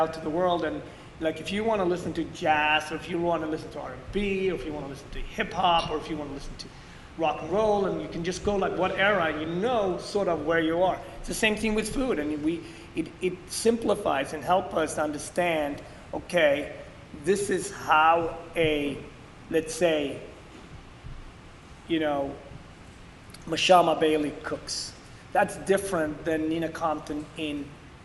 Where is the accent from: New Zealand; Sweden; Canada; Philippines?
Sweden; also born or lived in Ethiopia; now in New York City, United States; growing up in Sweden